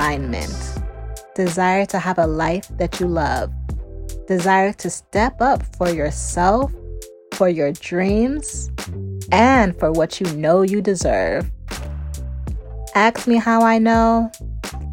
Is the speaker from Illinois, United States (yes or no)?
yes; Chicago, Illinois, United States; I come from Ghanaian parents and grew up in the suburbs of Chicago